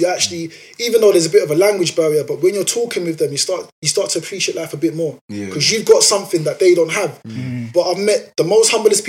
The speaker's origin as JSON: {"language": "English", "region": "New York", "country": "United States", "said": "bro, I'm from New York, we don't do that type of stuff."}